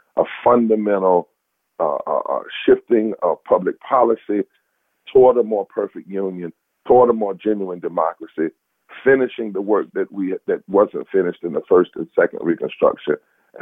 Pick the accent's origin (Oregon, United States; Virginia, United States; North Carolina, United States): North Carolina, United States; I come from North Carolina